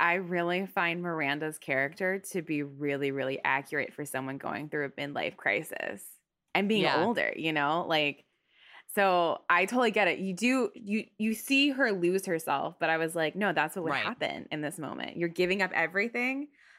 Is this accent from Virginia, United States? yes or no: yes; Stafford, Virginia, United States; also born or lived in Seoul; I'm from Stafford. I don't want to live in Stafford, Virginia anymore. And my dad was in the military. So when I was younger, at one point we lived in Seoul.